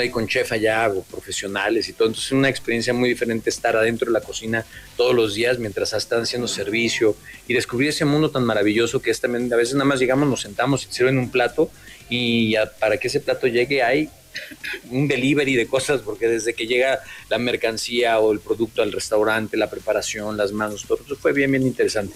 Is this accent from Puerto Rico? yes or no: no; Mexico; muy contento en mi país, en México, feliz.